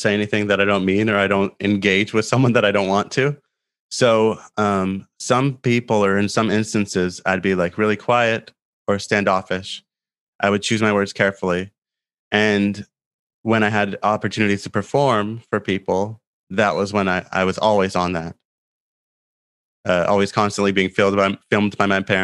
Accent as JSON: {"language": "English", "country": "Canada", "moved": "as an adult", "lives_now": "Asia", "said": "I'm from Canada"}